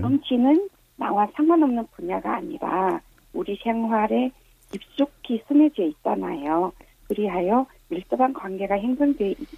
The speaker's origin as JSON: {"language": "Korean", "area": "Yanbian", "region": "Jilin", "country": "China", "moved": "as an adult", "lives_now": "Chuncheon, South Korea", "said": "중국 연변에서요"}